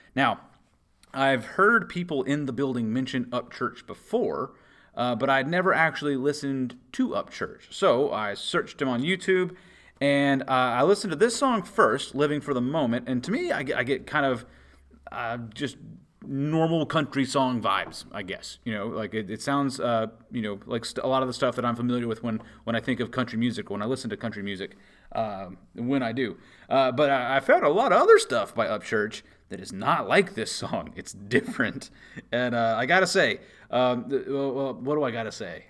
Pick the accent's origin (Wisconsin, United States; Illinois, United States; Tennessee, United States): Tennessee, United States; Memphis; growing up in Memphis